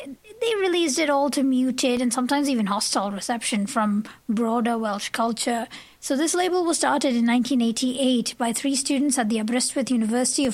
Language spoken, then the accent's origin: English; Chennai, Tamil Nadu, India; moved away; Chennai in India, south of India, my hometown actually